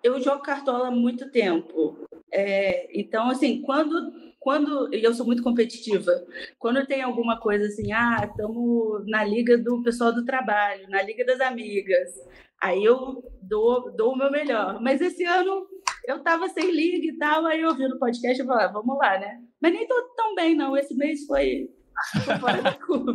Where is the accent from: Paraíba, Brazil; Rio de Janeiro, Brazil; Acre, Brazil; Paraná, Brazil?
Rio de Janeiro, Brazil; Barra Mansa; moved away as an adult; now in São Paulo, Brazil; eu sou do interior do Rio, hum, hum, sou de Barra Mansa.